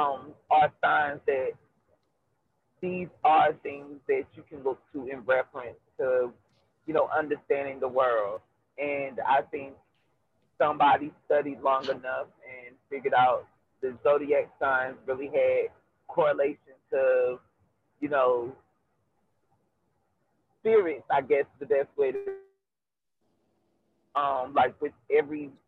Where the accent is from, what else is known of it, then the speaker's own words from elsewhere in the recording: North Carolina, United States; now in Atlanta, United States; I reside in Atlanta, but home is North Carolina